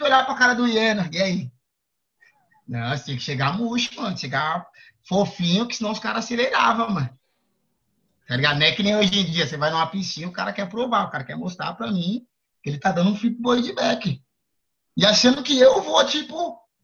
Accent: São Paulo, Brazil; sou da Zona Sul, mano. Cresci ali na, na saúde ali na Winter, que é ali no, no Planalto, Planalto Paulista

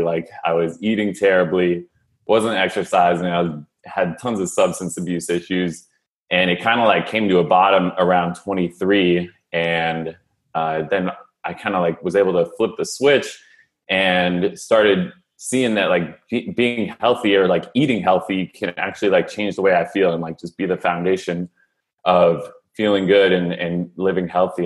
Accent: San Francisco, California, United States; moved away as an adult; also born or lived in Philadelphia; I was born and raised in San Francisco

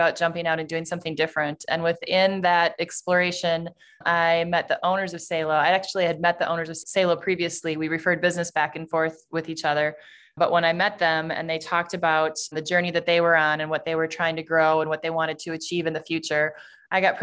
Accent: Sheboygan, Wisconsin, United States; I grew up in Sheboygan, Wisconsin, which is about 60,000 people.

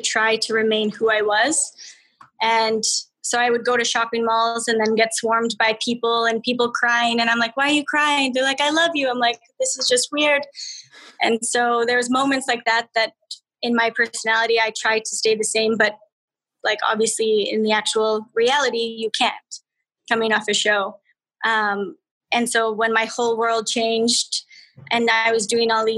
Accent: Alberta, Canada; I'm from Alberta.

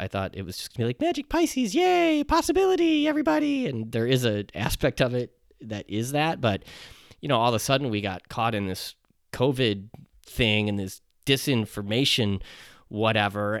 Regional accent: United States; as an American

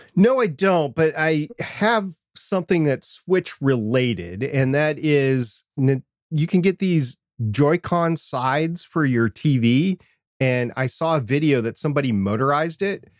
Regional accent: Minnesota, United States; I'm from Minnesota

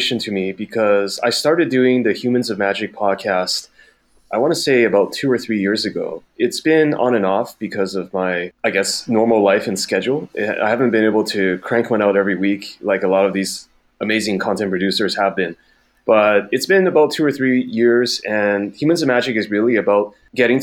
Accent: Vancouver, British Columbia, Canada; moved away as an adult; also born or lived in Taiwan; now in Beijing, China; So I was originally born and raised in Taiwan, and our family immigrated over to Canada, Vancouver specifically, when I was very young in elementary school. So I've spent a lot of my, I want to say about over 2 decades in Canada. And that's really the place that I identify most as home

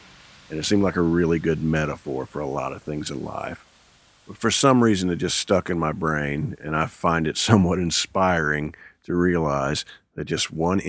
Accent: Midwest, United States; Now, I'm a Midwesterner. I grew up in the Midwest, and we would get 8 inches of snow

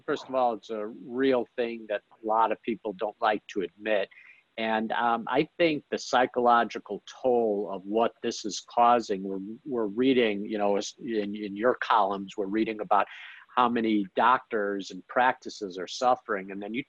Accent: Chicago, Illinois, United States; now in Dallas, United States; I came from Chicago to Dallas, I've had a lot of good fortune being here at the right time.

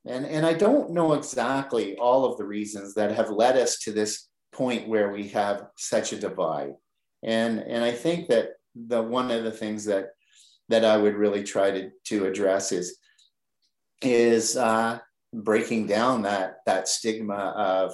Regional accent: Oshawa, Ontario, Canada; I grew up in Oshawa

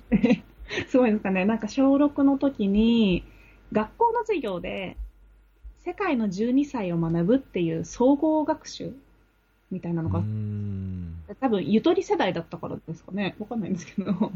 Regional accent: Ome, Tokyo, Japan; 私の出身が青梅市なんですけど

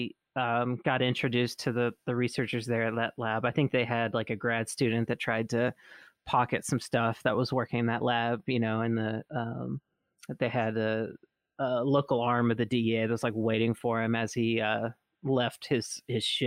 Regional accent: Mississippi, United States; me growing up in Mississippi

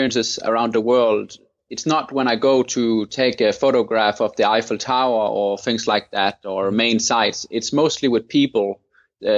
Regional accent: Thy, North Denmark Region, Denmark; I grew up in Denmark in an area called Thy

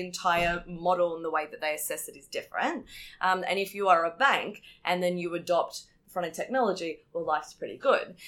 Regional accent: Australia; as an Australian

